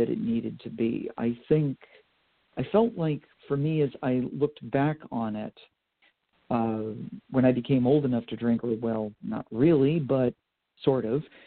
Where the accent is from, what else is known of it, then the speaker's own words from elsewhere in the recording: Vermont, United States; also born or lived in Boston, Massachusetts; now in Pennsylvania, United States; where I grew up in Vermont